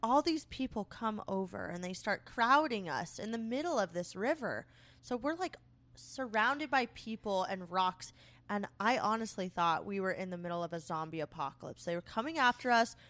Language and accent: English; Florida, United States; moved away as an adult; now in Minnesota, United States; we're from Florida